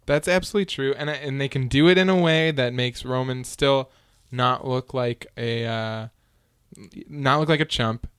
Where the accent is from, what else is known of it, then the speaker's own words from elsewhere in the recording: United States; me as the American consumer